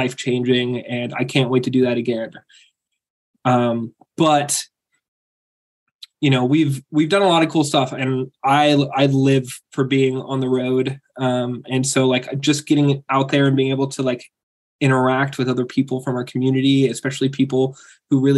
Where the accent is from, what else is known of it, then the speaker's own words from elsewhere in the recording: Aberdeen, Washington, United States; moved away; also born or lived in Grays Harbor; Originally I'm from Aberdeen.